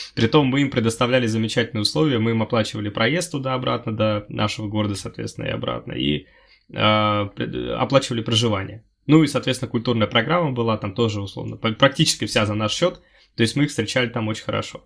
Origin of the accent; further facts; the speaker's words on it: Udmurtia, Russia; moved away as an adult; now in Moscow, Russia; я из Удмуртии